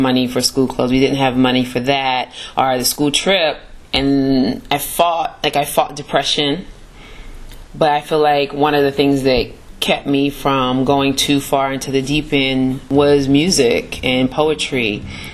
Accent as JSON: {"language": "English", "town": "Pittsburg", "region": "California", "country": "United States", "tie": "born or raised there", "also_born_or_lived": "Washington, D.C.", "moved": "as an adult", "said": "I grew up in the town, Pittsburgh, California, this town"}